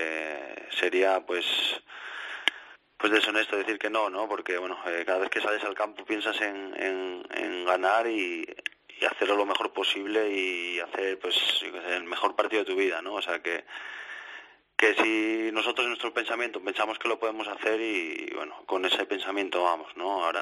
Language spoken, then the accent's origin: Spanish; Spain; por mí siendo español, ¿no? Eh, espero que lo hagan